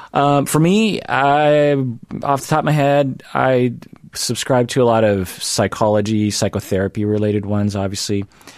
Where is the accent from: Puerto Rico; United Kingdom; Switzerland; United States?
Switzerland; Yes, I'm from Switzerland.